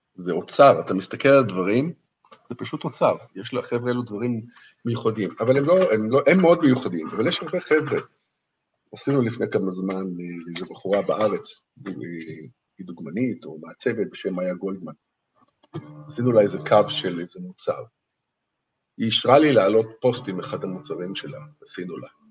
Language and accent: Hebrew; Israel; moved away as an adult; now in Wuhan, China; אני בתור איזה ישראלי